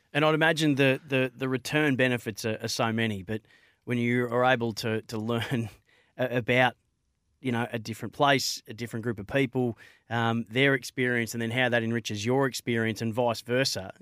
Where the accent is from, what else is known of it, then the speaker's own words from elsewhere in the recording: Bendigo, Victoria, Australia; I grew up in Bendigo, I'm, I'm a white kid from Bendigo